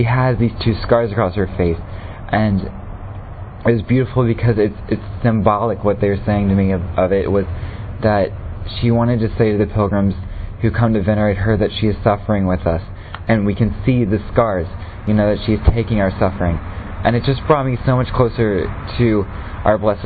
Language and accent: English; United States; I'm from the United States